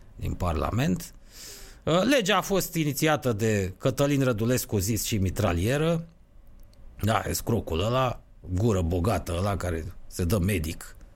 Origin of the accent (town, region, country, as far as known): Romania